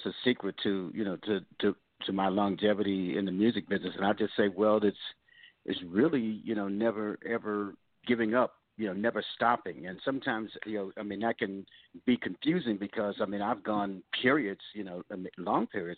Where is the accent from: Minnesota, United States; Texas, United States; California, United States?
California, United States; Oakland; growing up in Oakland